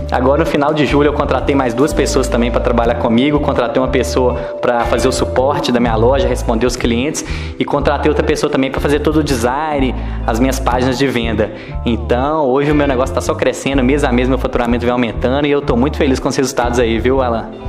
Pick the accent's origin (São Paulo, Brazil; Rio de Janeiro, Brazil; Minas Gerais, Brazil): Minas Gerais, Brazil; Ponte Nova; now in Belo Horizonte, Brazil; eu tenho 24 anos e sou natural de Ponte Nova. Atualmente eu estou morando em Belo Horizonte